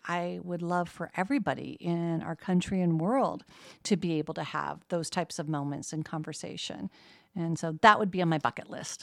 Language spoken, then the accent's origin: English; Medford, Oregon, United States; moved away as an adult; also born or lived in Portland, Oregon / Los Angeles / Eugene, Oregon / West Lafayette, Indiana; now in Muncie, United States; I grew up in a small town that is very much like Muncie called Medford, Oregon